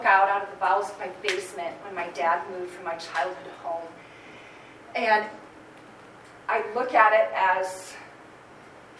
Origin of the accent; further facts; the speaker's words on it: Holland, Michigan, United States; I grew up in Holland.